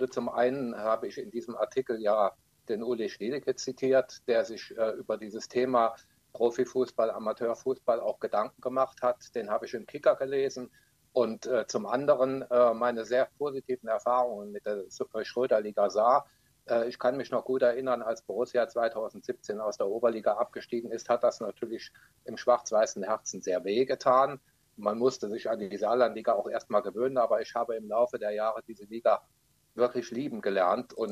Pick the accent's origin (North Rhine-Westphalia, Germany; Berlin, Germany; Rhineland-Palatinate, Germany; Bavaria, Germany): Rhineland-Palatinate, Germany; Trier; als Paul Pedanset und Elmar May von Trier, meiner Heimatstadt, nach Neunkirchen gewechselt sind.